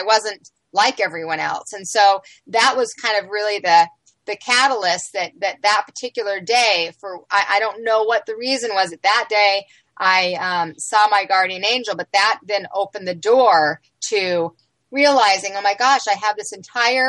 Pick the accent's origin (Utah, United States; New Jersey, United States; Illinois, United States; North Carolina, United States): Utah, United States; Salt Lake City; I grew up in Salt Lake City, Utah